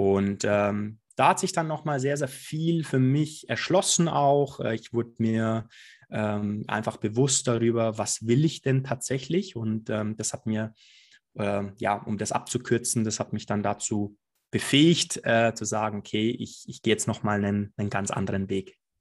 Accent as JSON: {"language": "German", "area": "Allgäu, near Füssen", "region": "Bavaria", "country": "Germany", "tie": "born or raised there", "moved": "yes", "lives_now": "Munich, Germany", "said": "ich komme aus dem Allgäu, ein ganz gewöhnlicher Junge aus dem Allgäu"}